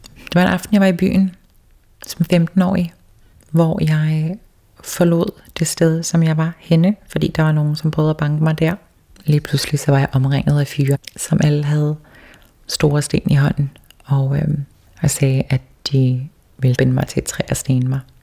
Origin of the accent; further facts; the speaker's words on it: Toftir, Faroe Islands; also born or lived in Copenhagen, Denmark; jeg var den første første transkønnet person i mit land